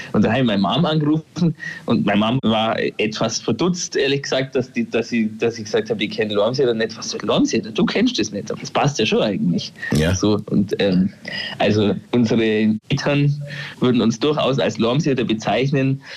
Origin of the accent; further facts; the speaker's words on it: Thierhaupten, Bavaria, Germany; accent: Upper Bavarian; now in Augsburg, Germany; Warum ich so komisch rede, liegt daran, dass ich aus Tierhaupten bin und das ist äh, quasi nur die oberbayerische Seite vom Lech